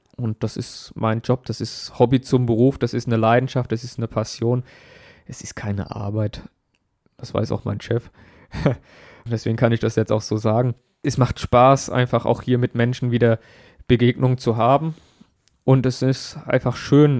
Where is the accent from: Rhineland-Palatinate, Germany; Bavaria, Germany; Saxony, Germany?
Bavaria, Germany; Aschaffenburg; Ich musste damals Aschaffenburg und meine Heimat neu erkunden